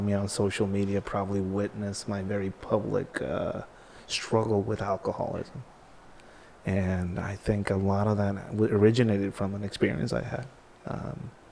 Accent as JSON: {"language": "English", "town": "Tijuana", "region": "Baja California", "country": "Mexico", "tie": "born or raised there", "said": "I grew up skateboarding in Tijuana, didn't have a lot."}